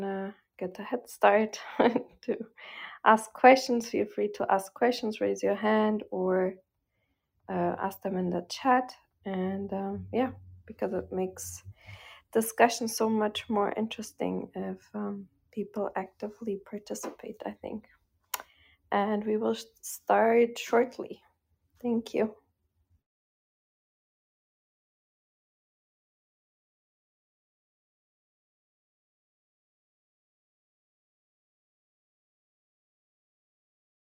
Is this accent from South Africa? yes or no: no; Portugal; moved away as an adult; also born or lived in North Carolina / Boston; now in New York, United States; moved back to, you know, my home country, Portugal